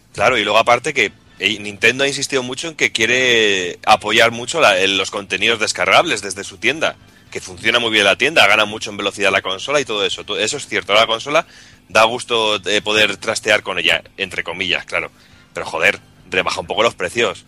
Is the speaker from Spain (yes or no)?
yes; Medina del Campo, Castile and León, Spain; mi pueblo, a Medina del Campo